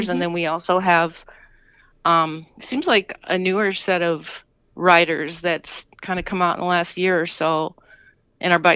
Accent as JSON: {"language": "English", "town": "Racine", "region": "Wisconsin", "country": "United States", "said": "I'm from Racine, Wisconsin"}